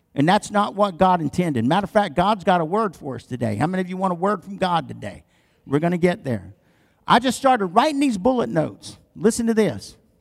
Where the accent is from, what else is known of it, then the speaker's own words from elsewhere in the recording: the South, United States; I'm from the South